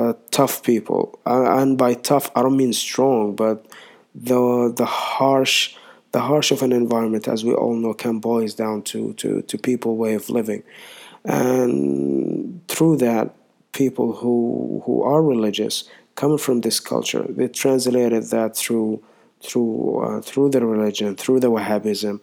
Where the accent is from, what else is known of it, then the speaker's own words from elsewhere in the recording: Saudi Arabia; I'm from Saudi Arabia